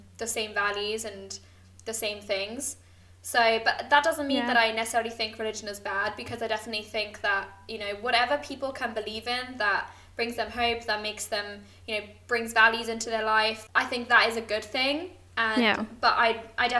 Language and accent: English; Hamburg, Germany; moved away as an adult; also born or lived in United Kingdom; I grew up in Hamburg